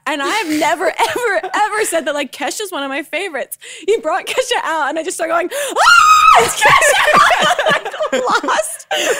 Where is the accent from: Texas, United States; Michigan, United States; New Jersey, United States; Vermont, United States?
New Jersey, United States; I'm from New Jersey.